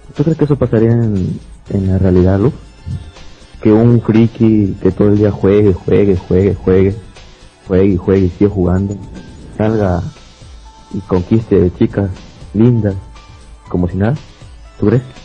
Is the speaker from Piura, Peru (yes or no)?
no; Lima, Peru; soy de Perú, Lima, Perú.